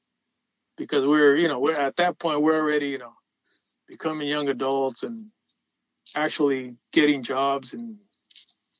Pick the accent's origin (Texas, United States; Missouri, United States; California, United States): California, United States; Los Angeles; as a kid, you know, I was from Pacoima